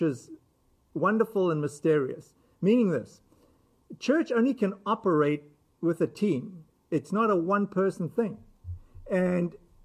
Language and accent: English; United States; we as American Christians